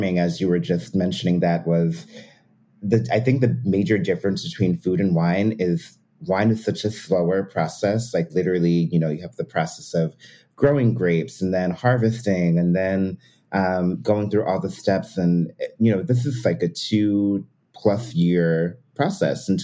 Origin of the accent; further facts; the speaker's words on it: Pennsylvania, United States; I grew up in Pennsylvania